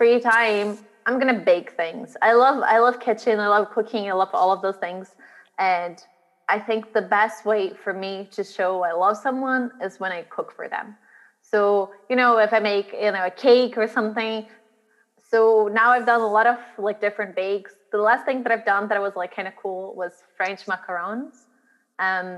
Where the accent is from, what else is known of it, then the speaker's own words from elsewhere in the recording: Brazil; moved away as an adult; now in Glasgow, United Kingdom; I grew up in Brazil